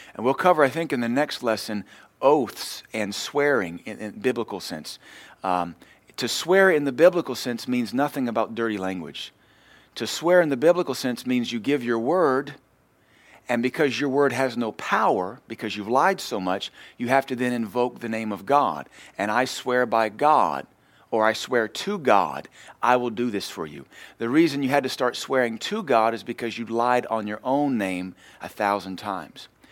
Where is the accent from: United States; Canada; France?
United States